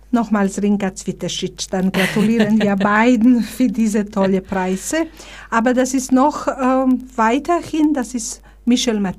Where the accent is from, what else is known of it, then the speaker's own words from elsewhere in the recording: Bosnia & Herzegovina; now in Germany; ich bin hier aus Bosnien als Flüchtling gekommen, 1992, da war so eine ähm, äh, Hilfsbereitschaft in Deutschland da.